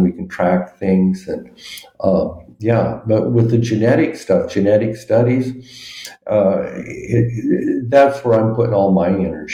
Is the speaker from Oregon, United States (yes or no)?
yes; Ontario, Oregon, United States; moved away as an adult; also born or lived in California / Washington; now in Spain; I grew up on the West Coast in Oregon